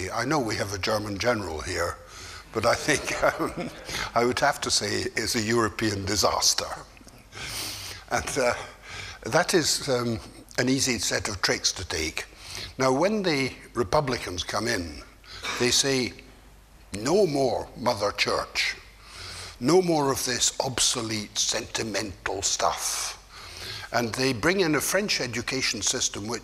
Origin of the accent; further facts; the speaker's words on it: Scotland, United Kingdom; moved away; also born or lived in Turkey; I, as a Scotsman